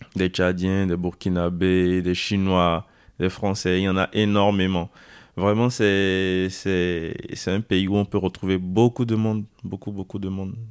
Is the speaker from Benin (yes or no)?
yes; Porto-Novo, Ouémé, Benin; moved away as an adult; now in France; J'ai grandi au Bénin. Je suis arrivé en France euh, le 6 septembre de l'année 2020.